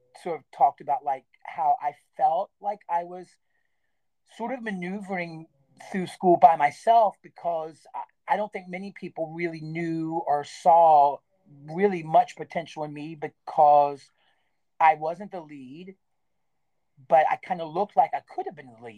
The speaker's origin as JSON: {"language": "English", "area": "Stephens City", "region": "Virginia", "country": "United States", "tie": "born or raised there", "moved": "as an adult", "said": "where I was raised in Steven City"}